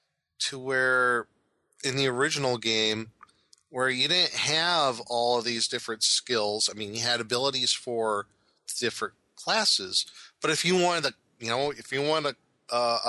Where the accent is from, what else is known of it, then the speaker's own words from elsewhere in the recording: Omaha, Nebraska, United States; the area where I grew up in Omaha